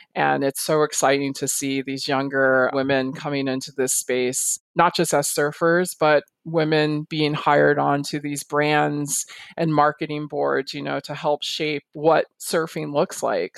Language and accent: English; Miami, Florida, United States; I was born and raised in the state of Florida